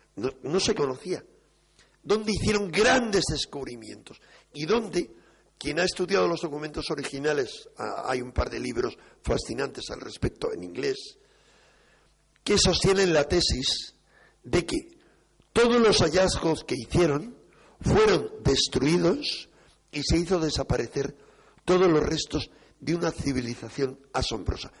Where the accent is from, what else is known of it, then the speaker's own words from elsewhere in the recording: Spain; los españoles